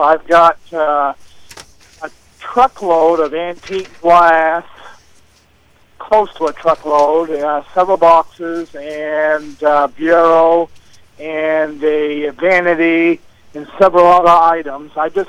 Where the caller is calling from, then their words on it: East Dixfield, Maine, United States; and I'm calling from East Dixfield.